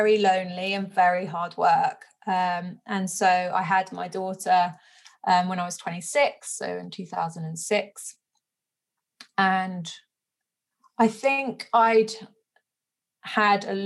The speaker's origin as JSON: {"language": "English", "area": "West Country", "region": "South West England", "country": "United Kingdom", "tie": "born or raised there", "said": "I grew up in the West Country"}